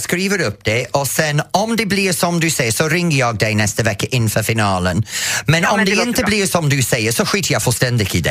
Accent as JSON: {"language": "Swedish", "region": "England", "country": "United Kingdom", "second_language": "Swedish", "moved": "as an adult", "lives_now": "Sweden"}